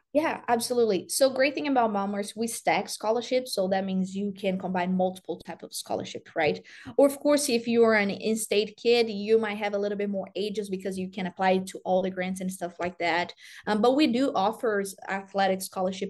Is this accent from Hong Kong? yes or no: no; Brazil; English is a second language; moved away as an adult; also born or lived in Tennessee; now in Iowa, United States; grew up in Brazil